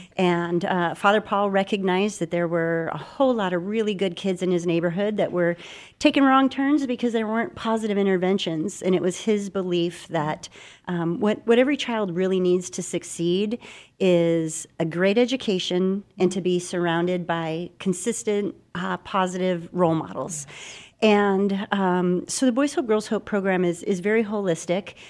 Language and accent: English; Phoenix, Arizona, United States; I'm a Phoenix native. I grew up here in Arizona.